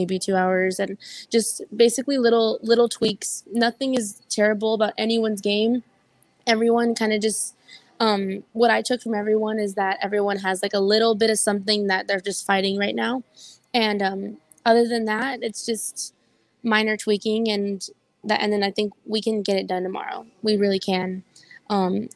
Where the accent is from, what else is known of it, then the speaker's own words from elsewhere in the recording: South Texas, United States; I'm always down for my hometown people